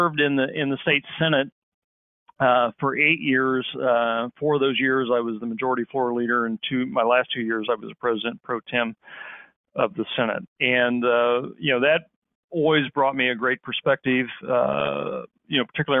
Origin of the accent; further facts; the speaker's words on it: Independence, Missouri, United States; also born or lived in Kansas City, Missouri; I grew up in Independence, Missouri